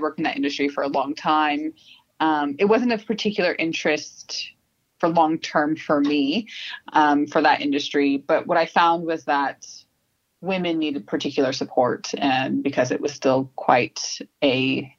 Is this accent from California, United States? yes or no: yes; Southern California, United States; accent: American; moved away as an adult; now in Sydney, Australia; I was born in Southern California, lived in California most of my life, came to Australia about almost 7 years ago